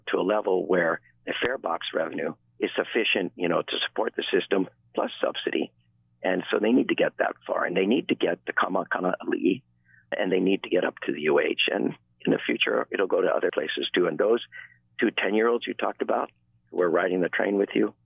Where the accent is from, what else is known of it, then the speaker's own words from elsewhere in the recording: Waipahu, Hawaii, United States; Waipahu, my hometown